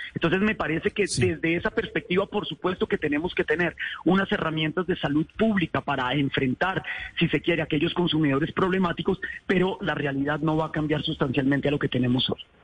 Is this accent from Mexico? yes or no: no; Colombia; nuestra idiosincrasia como colombianos